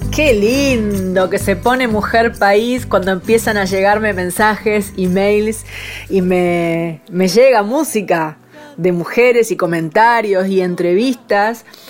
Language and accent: Spanish; San Nicolás de los Arroyos, Buenos Aires Province, Argentina; yo nací en San Nicolás